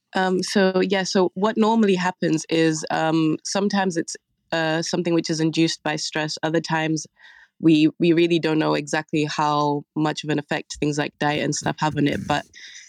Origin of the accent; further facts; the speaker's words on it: Zambia; moved away; we come from Zambia